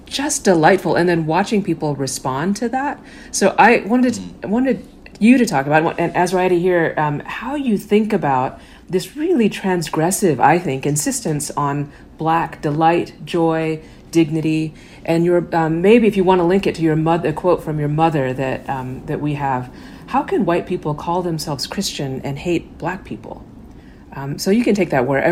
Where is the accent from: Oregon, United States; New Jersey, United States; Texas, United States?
Texas, United States; Garland; home I grew up in is in Garland, Texas